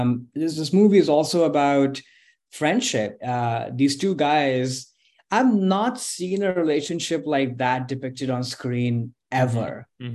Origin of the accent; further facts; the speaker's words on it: India; now in United States; And as somebody, you know, who's moved his whole life, growing up in India, different parts of the country there, but then also in this country